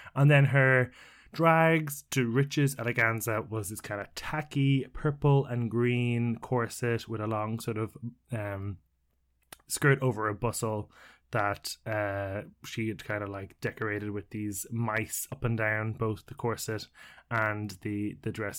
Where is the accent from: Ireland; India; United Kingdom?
Ireland; as an Irishman